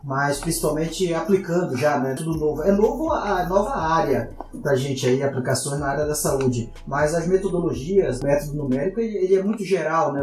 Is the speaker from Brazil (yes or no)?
yes; Pará, Brazil; Eu sou paraense, eu sou engenheiro civil formado lá na Universidade Federal do Pará